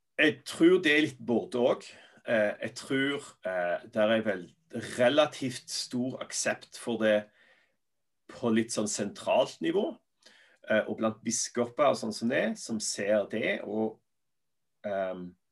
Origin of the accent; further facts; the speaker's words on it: Norway; moved away as an adult; also born or lived in Sandnes / Belfast / England / United States; var vi litt hjemme i Norge